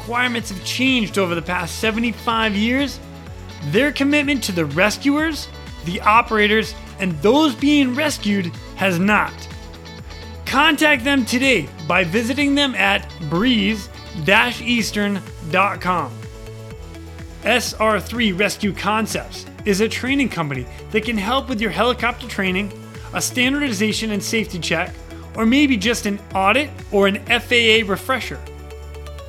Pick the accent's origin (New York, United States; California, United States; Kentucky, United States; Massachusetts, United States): Massachusetts, United States; Boston; I'm from Boston